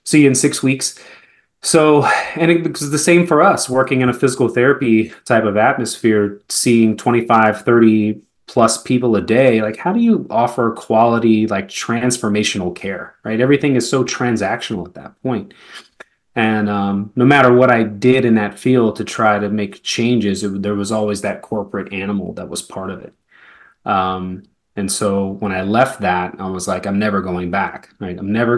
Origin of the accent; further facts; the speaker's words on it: Germany; also born or lived in Spain / Atlanta, United States; now in United States; So I spent a lot of time in Europe. I grew up in Germany and in Spain for probably half of the first 15, 16 years of my life before, you know, settling in the greater Atlanta area and then now Florida.